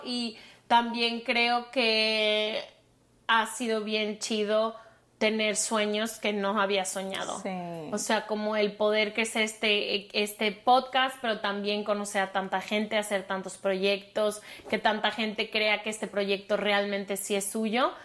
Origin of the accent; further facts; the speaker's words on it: Mexico; soy de México